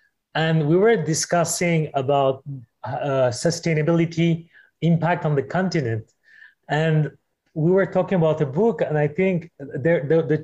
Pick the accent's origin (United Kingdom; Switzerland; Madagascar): Madagascar; my home country, Madagascar